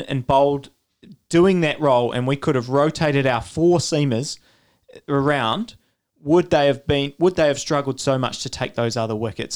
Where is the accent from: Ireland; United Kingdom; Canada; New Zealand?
New Zealand; as a New Zealander